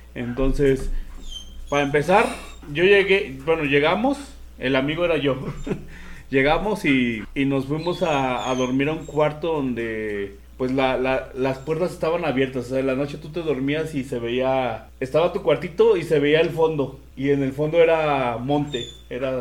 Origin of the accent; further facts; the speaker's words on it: Mexico; como mexicano tenemos muchas creencias